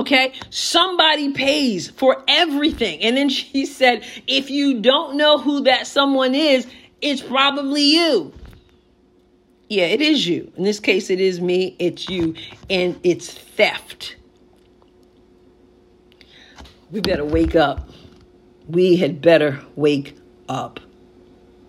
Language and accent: English; United States; we as American people